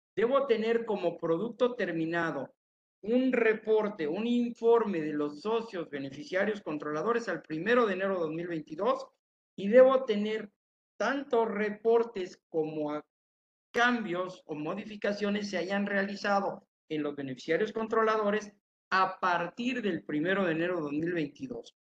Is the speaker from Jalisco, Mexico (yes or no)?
yes; Tepatitlán, Jalisco, Mexico; moved away; Llegué a mi tierra, Tepatitlán, Jalisco